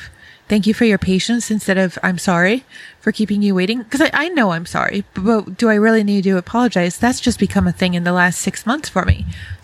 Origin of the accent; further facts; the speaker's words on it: Rochester, New York, United States; I grew up in Rochester, New York, so not far from Canada